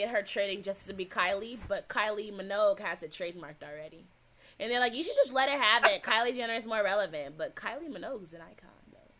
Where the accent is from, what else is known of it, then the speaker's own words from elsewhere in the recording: Cleveland, Ohio, United States; now in Los Angeles, United States; I'm out here in LA, and I mentioned that I'm from Cleveland.